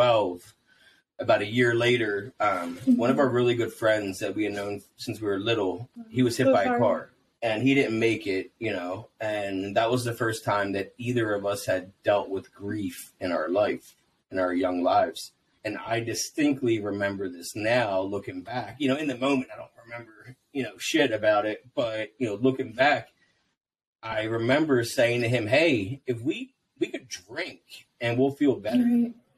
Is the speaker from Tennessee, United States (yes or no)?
no; New Jersey, United States; I grew up in South Jersey